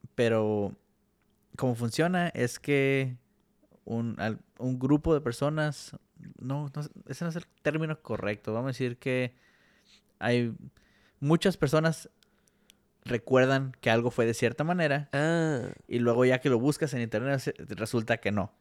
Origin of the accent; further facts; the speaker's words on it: Mexico; como mexicanos estamos, vamos a decir, creados